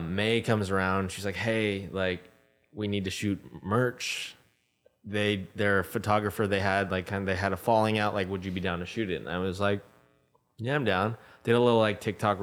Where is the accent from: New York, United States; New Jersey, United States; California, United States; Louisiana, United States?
California, United States; San Diego; moved away as an adult; now in Los Angeles, United States; I'm from San Diego